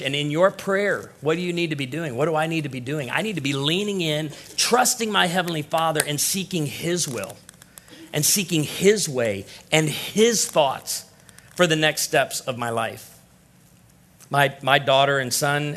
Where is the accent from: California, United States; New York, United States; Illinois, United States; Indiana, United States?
Illinois, United States; I'm from Illinois